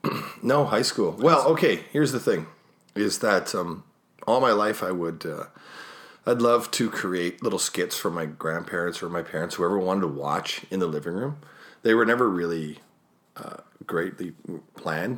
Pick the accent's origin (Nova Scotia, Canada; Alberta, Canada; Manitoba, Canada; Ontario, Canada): Manitoba, Canada; Winnipeg; I was born in Winnipeg